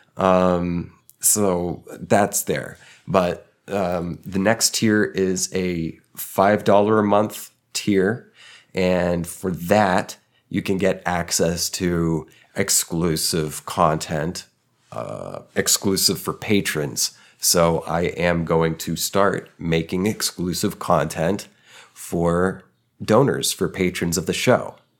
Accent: Tulsa, Oklahoma, United States; moved away as an adult; also born or lived in Texas; my hometown

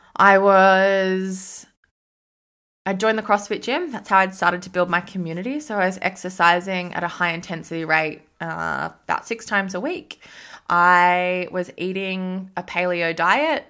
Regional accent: Sydney, New South Wales, Australia; moved away; I was from Sydney

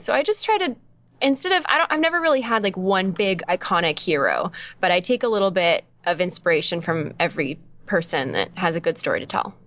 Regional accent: Orange County, California, United States; I'm from Orange County, so okay. just bordering

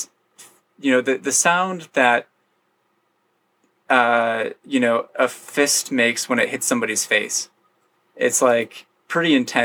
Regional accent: Grand Rapids, Michigan, United States; moved away as an adult; now in Seattle, United States; where I grew up in Grand Rapids, Michigan, it's a really heavily like Protestant Christian area.

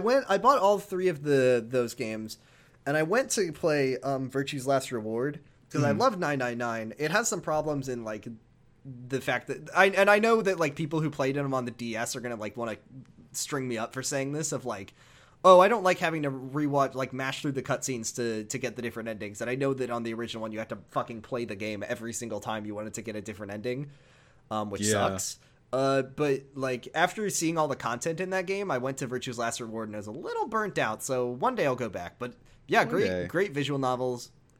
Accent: Seattle, Washington, United States; moved away; I was I'm from Seattle. Don't live there anymore. I haven't lived there in a while, but I'm a Seattle boy at heart.

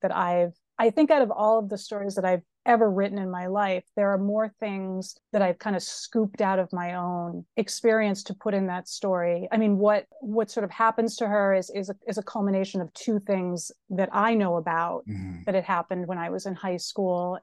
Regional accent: Springfield, Massachusetts, United States; I grew up in Springfield, Massachusetts

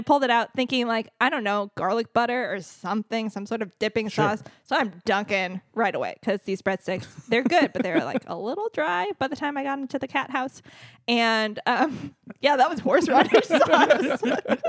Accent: St. Louis, Missouri, United States; moved away as an adult; now in Springfield, United States; I'm from St. Louis myself. I have family who live on the Hill

